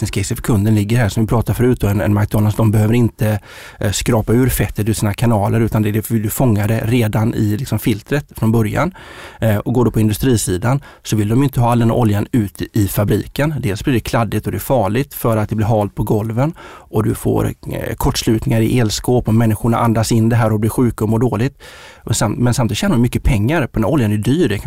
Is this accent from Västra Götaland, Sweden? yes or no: yes; Uddevalla, Västra Götaland, Sweden; moved away; Jag är från Uddevalla